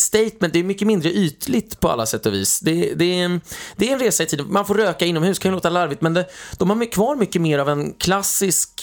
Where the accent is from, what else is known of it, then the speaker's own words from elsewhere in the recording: Sweden; now in Austria; som svensk